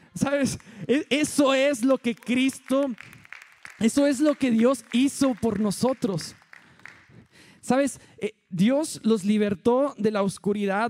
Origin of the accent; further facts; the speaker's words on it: Allende, Mexico; moved away; Todos los que somos de Allende